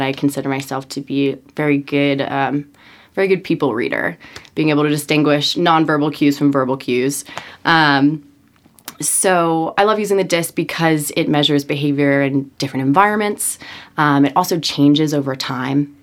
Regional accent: Norwalk, Connecticut, United States; I am from Norwalk, Connecticut, uh, born in a middle class family.

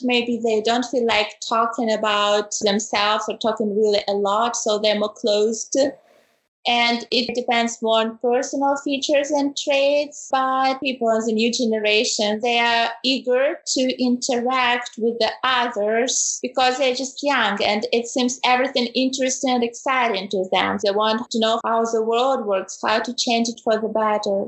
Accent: Ukraine; moved away as an adult; now in Germany; I come originally from Ukraine, but currently for already five years I'm living in Germany

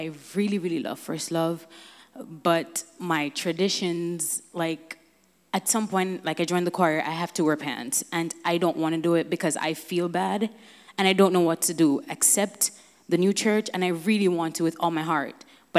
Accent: Jamaica; now in New York City, United States; So I grew up in Jamaica my entire life in a very strong Pentecostal background.

